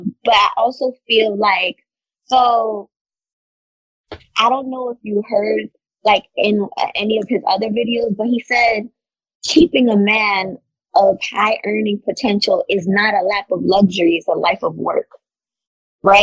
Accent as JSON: {"language": "English", "region": "New York", "country": "United States", "said": "We come from New York"}